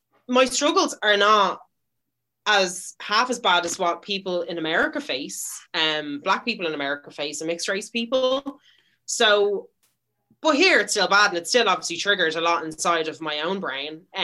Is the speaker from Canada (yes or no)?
no; Dublin, Leinster, Ireland; I'm Irish. I was literally born in the Rotunda.